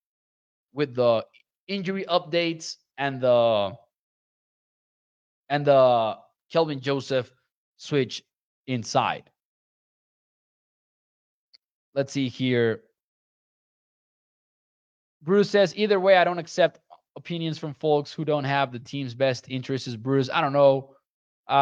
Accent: Chihuahua, Mexico; I've been working with the Caudillos de Chihuahua, which are from my hometown, since they were founded in 2019

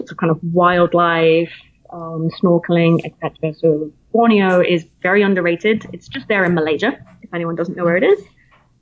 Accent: Plymouth, South West England, United Kingdom; accent: British; moved away as an adult; now in United States; I'm from Plymouth originally, which is in the southwest coastline

